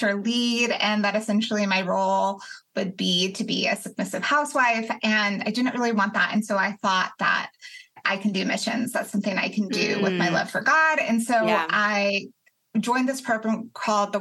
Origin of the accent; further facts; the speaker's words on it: Colorado, United States; now in Athens, United States; I'm originally from Colorado. I live in Athens, Georgia.